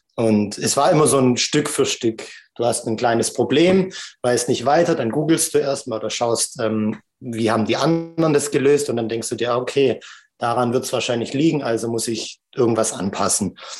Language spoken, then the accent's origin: German; Stuttgart, Baden-Württemberg, Germany; als ich aufgewachsen bin in Stuttgart